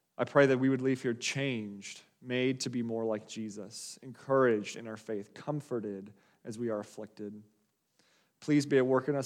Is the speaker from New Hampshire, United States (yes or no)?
no; Wisconsin, United States; moved away; also born or lived in Colorado; I grew up in Wisconsin. Uh, it's, it's where we were living before my family and I moved, uh, to Colorado